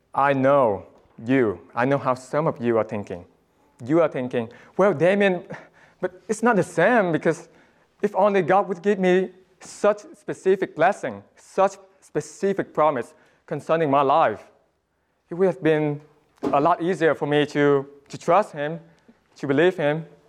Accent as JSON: {"language": "English", "country": "Vietnam", "moved": "yes", "said": "my home country, Vietnam"}